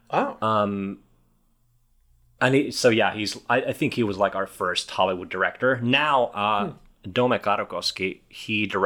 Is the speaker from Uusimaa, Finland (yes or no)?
yes; Helsinki, Uusimaa, Finland; English is a second language; I'm from